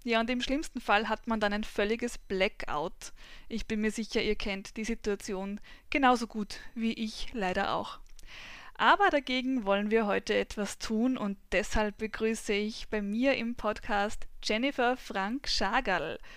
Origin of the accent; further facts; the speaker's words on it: Weinviertel, Lower Austria, Austria; also born or lived in Vienna; Mein Alter ist in wenigen Tagen 36. Ich bin geboren und aufgewachsen in Geboren in Wien, aufgewachsen im Weinviertel.